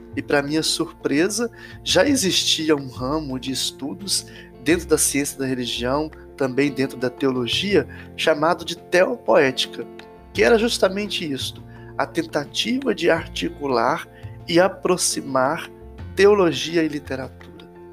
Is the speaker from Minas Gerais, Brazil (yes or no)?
yes; Entre Folhas, Minas Gerais, Brazil; now in Inhapim, Brazil; eu sou natural de Entre Folhas, paróquia Nossa Senhora do Rosário, e atualmente exerço o ministério presbiteral na paróquia São Sebastião de Inhapim